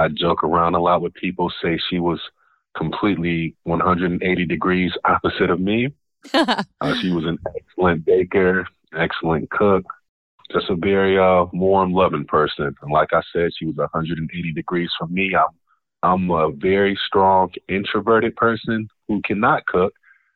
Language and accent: English; Buffalo, New York, United States; born and raised in Buffalo, New York